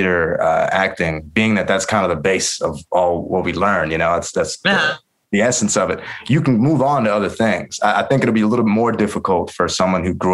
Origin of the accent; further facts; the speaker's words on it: New York City, New York, United States; growing up in New York City